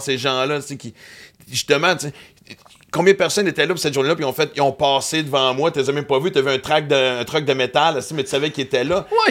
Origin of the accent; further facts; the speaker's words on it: Western Canada, Canada; now in Quebec, Canada; j'ai grandi à l'Ouest canadien